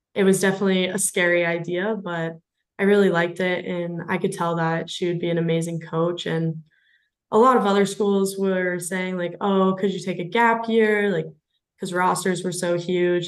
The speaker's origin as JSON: {"language": "English", "town": "Richland", "region": "Washington", "country": "United States", "tie": "born or raised there", "said": "I grew up in Richland originally, um, which is just one of the three cities that make up the Tri Cities"}